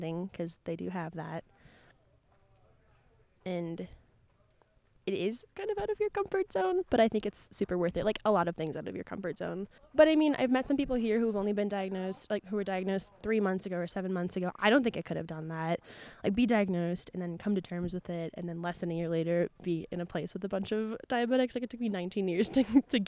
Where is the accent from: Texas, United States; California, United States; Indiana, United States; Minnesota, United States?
Minnesota, United States; I'm from Minnesota